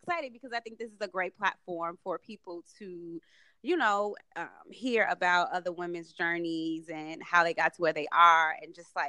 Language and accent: English; Chicago, Illinois, United States; moved away as an adult; also born or lived in Florida / New York; I'm originally from the South Side of Chicago, born and raised by a single mom, as you mentioned, and, you know, really raised by my family and my mom. It was a village that raised me.